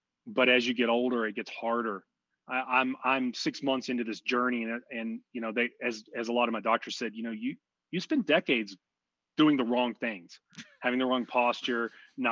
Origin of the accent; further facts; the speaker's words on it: outside of Houston, Texas, United States; I grew up outside of Houston